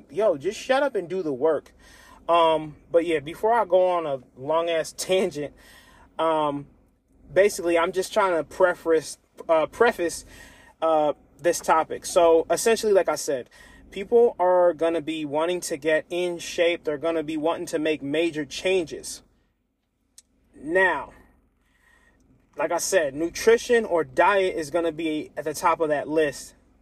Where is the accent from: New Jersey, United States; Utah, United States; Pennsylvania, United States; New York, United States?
Pennsylvania, United States; Lancaster; my hometown, Lancaster, Pennsylvania.